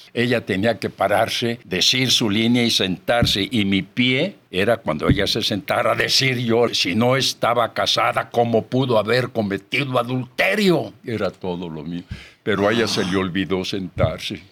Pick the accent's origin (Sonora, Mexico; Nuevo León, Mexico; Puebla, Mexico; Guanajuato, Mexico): Guanajuato, Mexico; Celaya; moved away; Yo soy originario de Celaya